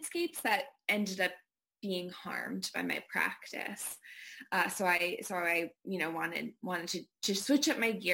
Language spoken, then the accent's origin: English; Bangor, Maine, United States; I grew up in Bangor, Maine